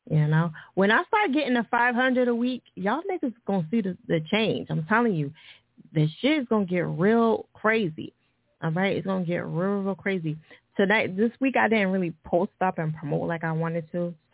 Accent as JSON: {"language": "English", "region": "New Jersey", "country": "United States", "said": "And I'm from Jersey, but I g"}